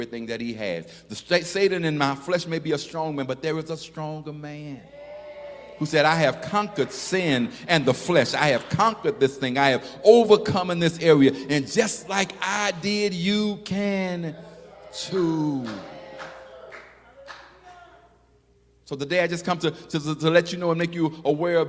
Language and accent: English; Chicago, Illinois, United States; also born or lived in Memphis, Tennessee; I was born in Memphis. And I think I was there till I was about 4 years old, and we moved, 4 or 5, and we moved to Chicago.